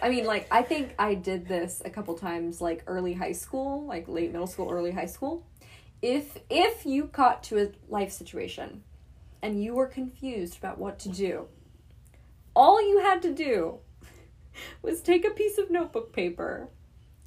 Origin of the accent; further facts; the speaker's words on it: Texas, United States; we're from Texas